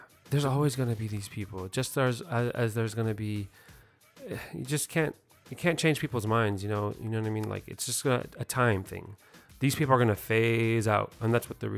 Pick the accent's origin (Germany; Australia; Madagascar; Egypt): Egypt; I am from Africa. I am from Egypt.